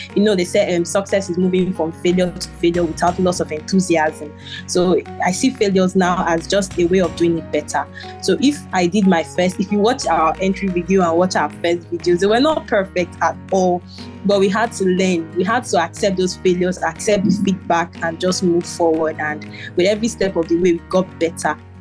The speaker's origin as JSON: {"language": "English", "country": "Nigeria"}